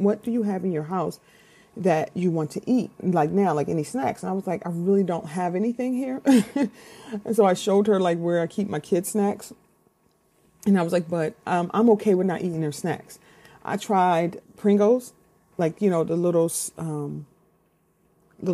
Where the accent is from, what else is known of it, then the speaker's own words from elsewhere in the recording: Philadelphia, Pennsylvania, United States; I'm from Philly